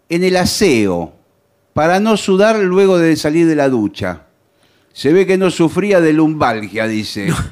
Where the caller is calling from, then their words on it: La Matanza, Buenos Aires Province, Argentina; de la Matanza.